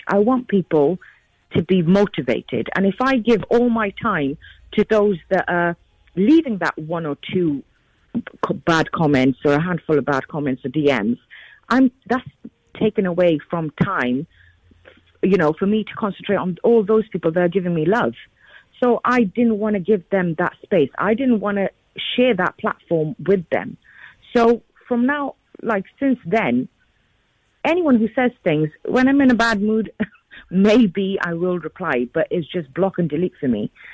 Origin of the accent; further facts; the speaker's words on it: United Kingdom; being a British Asian female